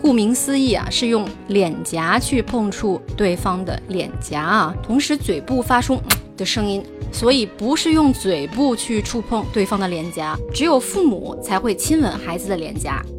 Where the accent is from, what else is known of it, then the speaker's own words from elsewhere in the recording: China; moved away as an adult; now in France; 毕竟我是中国人，刚到法国不习惯也是可以理解的。